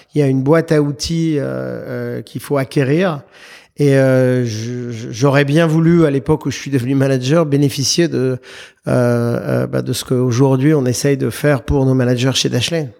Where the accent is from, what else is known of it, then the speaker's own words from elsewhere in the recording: Paris, Île-de-France, France; moved away as an adult; now in United States; je suis un Parisien de naissance. J'ai vécu à Paris les 23, 24 premières années de ma vie